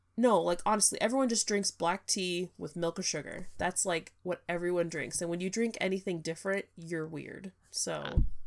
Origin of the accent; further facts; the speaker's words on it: California, United States; moved away; I'm from California